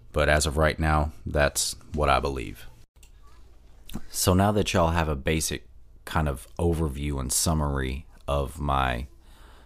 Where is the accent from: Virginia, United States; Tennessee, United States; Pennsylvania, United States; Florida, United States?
Florida, United States; Pensacola; I was born in Pensacola, Florida, at Sacred Heart Hospital